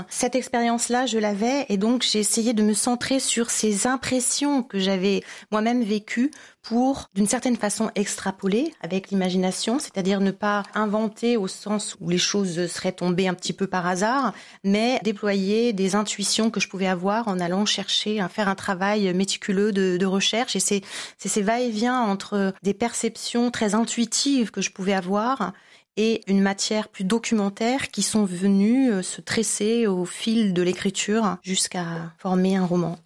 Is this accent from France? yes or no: yes; France; moved away; also born or lived in Tunisia; en tant que française